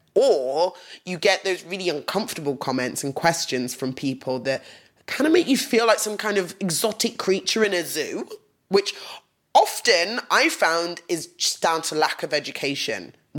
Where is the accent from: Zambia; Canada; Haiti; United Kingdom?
United Kingdom; England; growing up in England as a young black woman